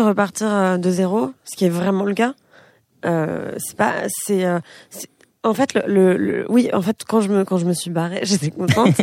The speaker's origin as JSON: {"language": "French", "country": "France", "also_born_or_lived": "Israel", "said": "mon pays c'est la France"}